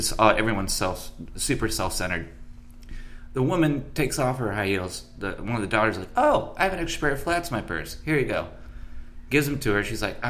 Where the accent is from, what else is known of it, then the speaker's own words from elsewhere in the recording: San Diego, California, United States; One of my best friends growing up in San Diego